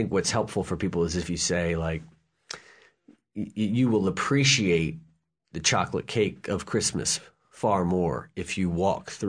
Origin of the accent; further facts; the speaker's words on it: New Orleans, Louisiana, United States; I'm from New Orleans.